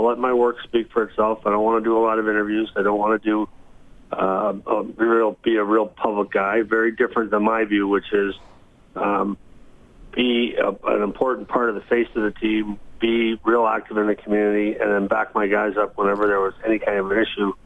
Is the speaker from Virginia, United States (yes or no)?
no; Minnesota, United States; moved away as an adult; also born or lived in Boston; I grew up in Minnesota, but I spent a great chunk of my adult life practicing law in Boston